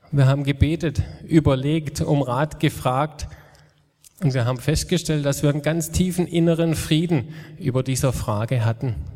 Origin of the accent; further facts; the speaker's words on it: Mohnbachtal, Baden-Württemberg, Germany; also born or lived in Meisenbach; Aufgewachsen bin ich im Mohnbachtal, da waren meine Eltern die Hauseltern, so hat man es damals noch genannt. Mit 14 sind wir nach Meisenbach umgezogen